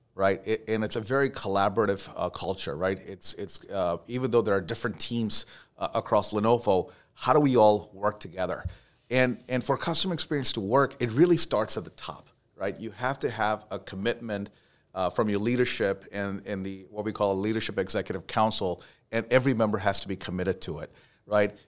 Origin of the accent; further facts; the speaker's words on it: Dubai, United Arab Emirates; moved away; also born or lived in India; I was born in India, um, and grew up in Dubai, uh, United Arab Emirates